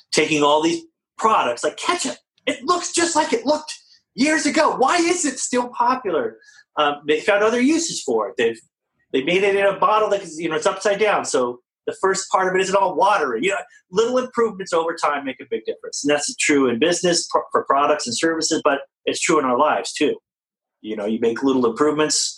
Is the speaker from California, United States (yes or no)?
yes; California, United States; I'm from California